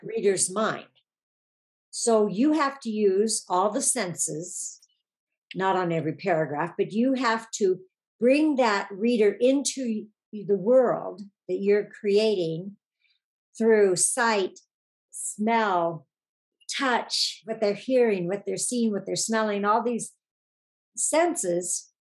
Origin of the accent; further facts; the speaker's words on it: Oregon, United States; moved away as an adult; I grew up in Oregon and mm-hmm. lived there until I was 45